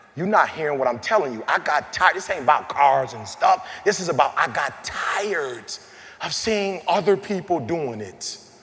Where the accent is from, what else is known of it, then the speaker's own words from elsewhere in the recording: Detroit, Michigan, United States; I'm from Detroit. I drive a Cadillac.